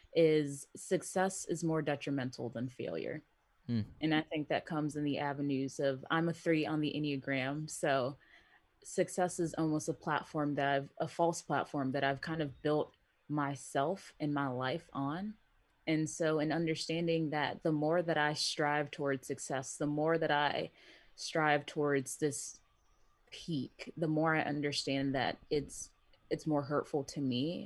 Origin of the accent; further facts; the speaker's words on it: United States; I'm Nigerian American.